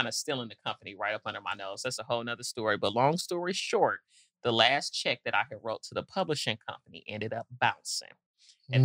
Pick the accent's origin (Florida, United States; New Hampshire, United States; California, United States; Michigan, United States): Michigan, United States; Detroit; also born or lived in Nashville, Tennessee; now in Atlanta, United States; I grew up in Detroit, but moved to Nashville in my younger days.